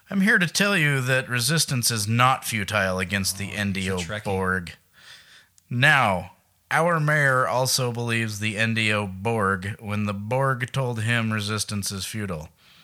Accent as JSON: {"language": "English", "town": "Billings", "region": "Montana", "country": "United States", "said": "I'm from Billings, not Helena."}